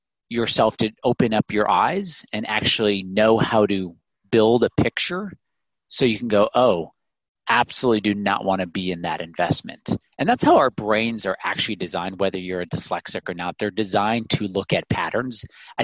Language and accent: English; Illinois, United States; growing up in the Midwest in Illinois